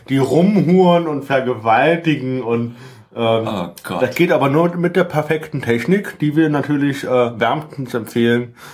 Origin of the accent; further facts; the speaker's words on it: Lünebach, Rhineland-Palatinate, Germany; ich wurde äh, in meiner Heimat Lünebach ganz oft gezwungen, in die katholische Kirche zu gehen